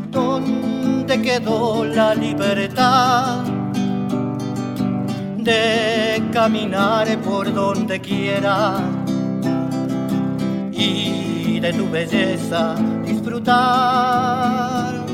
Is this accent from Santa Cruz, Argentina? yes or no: yes; Río Gallegos, Santa Cruz, Argentina; now in Bariloche, Argentina; vengo de Santa Cruz, Río Gallego. Hoy vivo en Bariloche